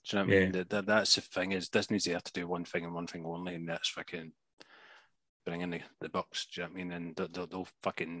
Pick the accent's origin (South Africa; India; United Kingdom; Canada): United Kingdom; Glasgow, Scotland; being Glaswegian